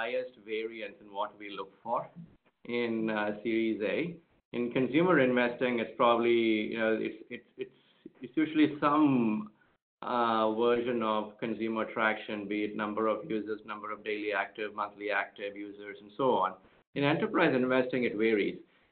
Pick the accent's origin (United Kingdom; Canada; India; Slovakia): India; moved away; I grew up in India in a family of doctors